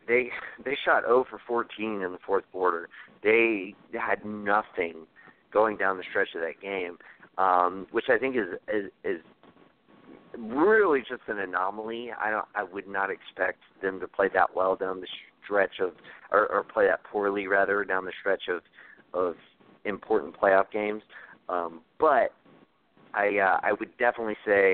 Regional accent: the South, United States; I'm from the South

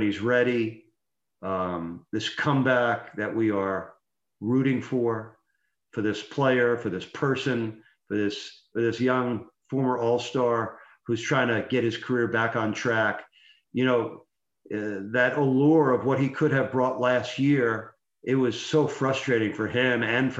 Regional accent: New York, United States; moved away; I grew up in New York.

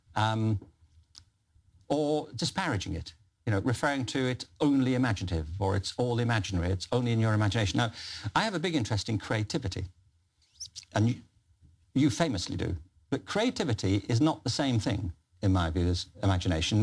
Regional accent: Liverpool, North West England, United Kingdom; I'm from Liverpool

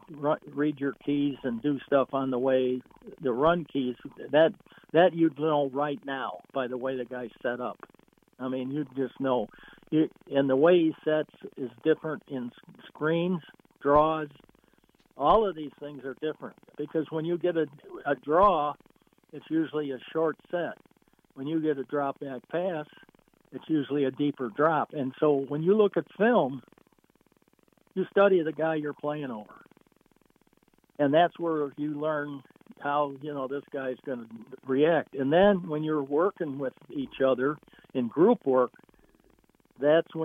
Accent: Chicago, Illinois, United States; moved away; I grew up and coached in Chicago

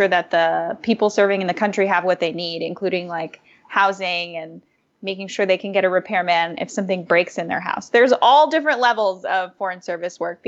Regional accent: Hawaii, United States; moved away; I'm originally from Hawaii

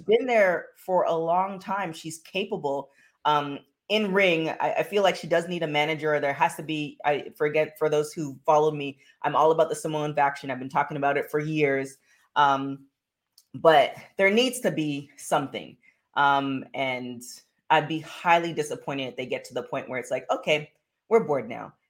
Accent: Canada; I'm from Canada

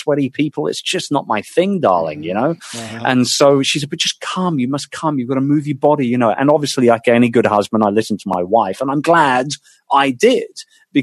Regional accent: United Kingdom; as a Brit

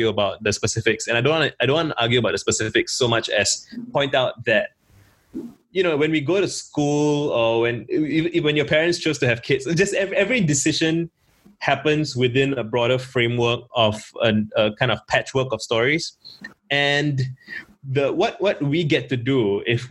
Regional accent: Singapore; I grew up in Singapore

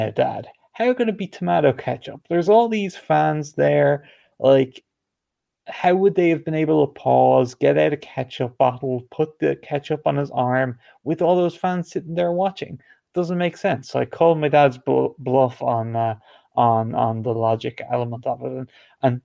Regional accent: Ireland; even though I'm not from the UK, I am from Ireland

